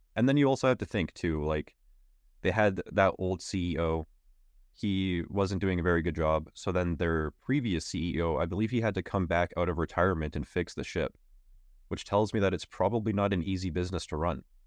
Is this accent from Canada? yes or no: yes; Canada; I am a Canadian